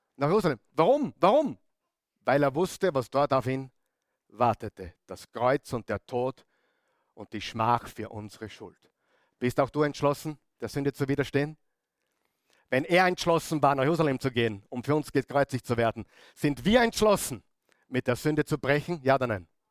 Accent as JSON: {"language": "German", "region": "Upper Austria", "country": "Austria", "said": "bei uns in Oberösterreich"}